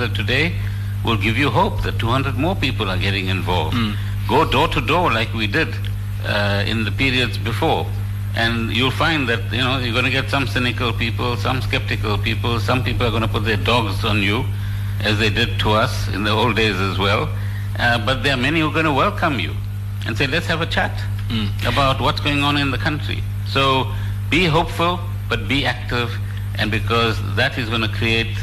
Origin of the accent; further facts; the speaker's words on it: South Africa; we are all South African. This is our country